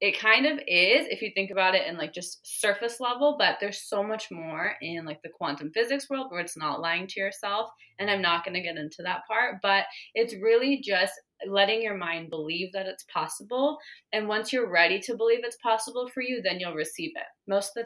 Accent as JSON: {"language": "English", "region": "Arizona", "country": "United States", "tie": "born or raised there", "said": "I was born in Arizona"}